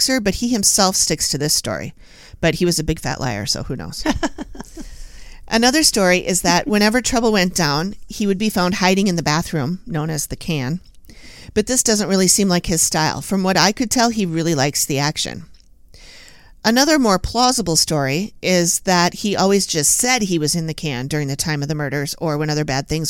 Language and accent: English; Minneapolis, Minnesota, United States; I've lived here all my life